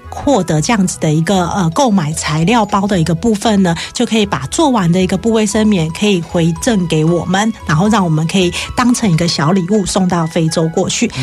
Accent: Taiwan; 我们台湾人

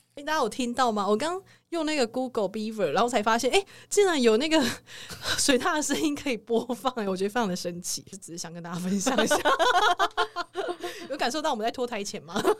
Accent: southern Taiwan, Taiwan; 我也是南部人

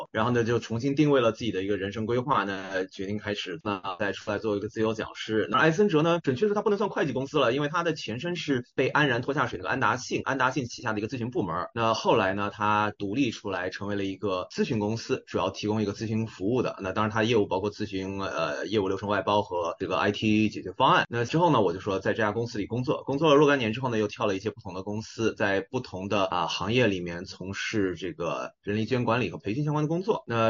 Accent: China; 因为我们举几个很简单的例子，就是我们中国人的菜谱烧菜啊。那一般来说呢，咱们中国的这个文化里面说菜谱烧怎么烧菜呢

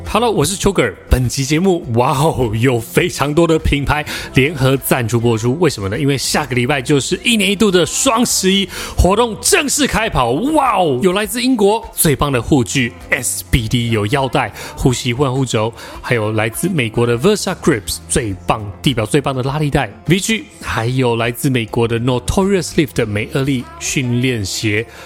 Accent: Taichung, Taiwan; 我们都是来自台中 然后刚好都曾经在一中待过

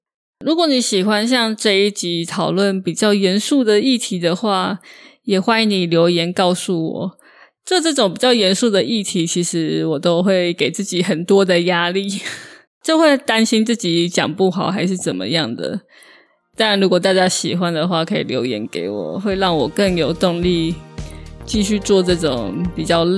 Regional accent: Taiwan; 身为台湾人，

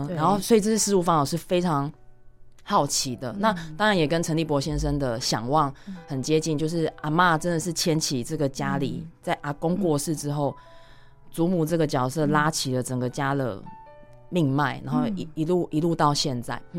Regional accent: Chiayi, Chiayi City, Taiwan; moved away as an adult; 我自己是嘉义小孩，然后我就在嘉义市长大

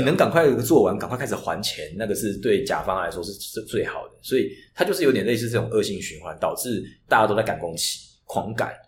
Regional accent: Taichung, Taiwan; moved away as an adult; also born or lived in Beijing; 我是台中人

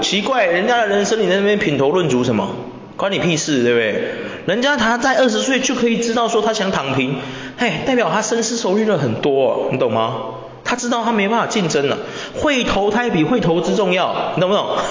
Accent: Taiwan; 身为一个台湾人

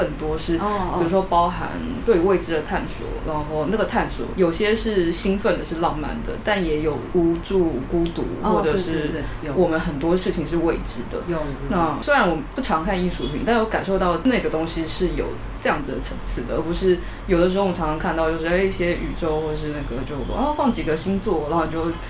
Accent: Taiwan; 我是台湾人，我日文烂，请你原谅我。

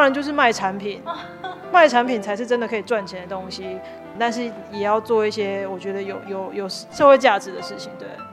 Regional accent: Tainan, Taiwan; moved away; 我希望还是可以记录我们这边以前的历史，或是曾经有过的故事

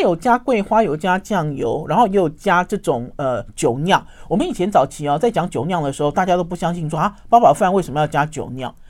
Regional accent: Taoyuan, Taiwan; moved away; also born or lived in Taipei / Shandong (ancestry); 我们自从从桃园搬到台北来之后呢

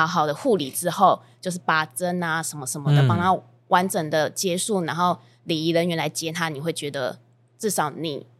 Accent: Kaohsiung, Taiwan; moved away as an adult; also born or lived in Taipei; now in Chiayi, Taiwan; 我是高雄人。然后高雄毕业之后，我就上台北工作。

